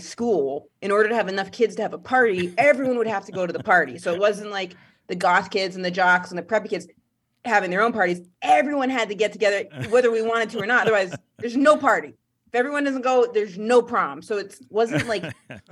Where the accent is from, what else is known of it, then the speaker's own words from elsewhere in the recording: Maine, United States; now in New York, United States; I'm from Maine.